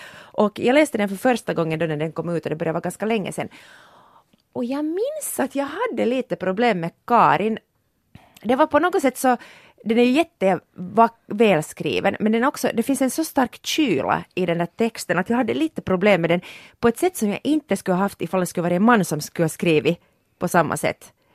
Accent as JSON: {"language": "Swedish", "town": "Porvoo", "region": "Uusimaa", "country": "Finland", "said": "jag kommer från Borgå."}